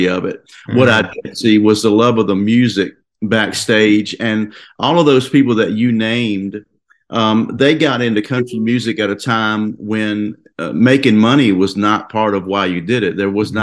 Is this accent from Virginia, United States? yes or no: yes; Virginia, United States; moved away as an adult; now in Nashville, United States; I grew up in Virginia as part of a family band playing country music